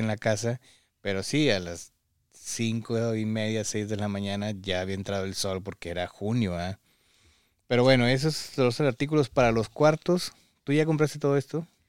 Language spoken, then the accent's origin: Spanish; Mexico; now in United States; los que venimos de México